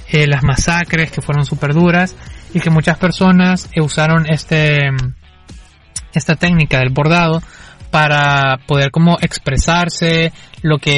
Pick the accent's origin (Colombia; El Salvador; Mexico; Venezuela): El Salvador; de algo que es una identidad que todos tenemos porque lo compartimos como salvadoreños y que tenemos que conocer porque es parte de nuestra historia